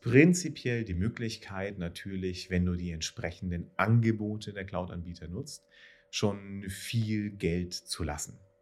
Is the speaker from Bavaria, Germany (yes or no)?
yes; Nuremberg, Bavaria, Germany; ich komme ja aus Nürnberg, was auch ein sehr enterprise-lastiges Umfeld ist